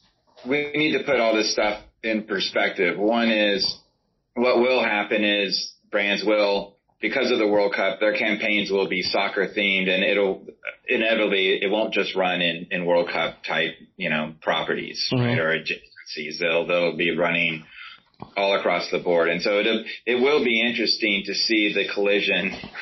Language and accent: English; United States; I'm an American.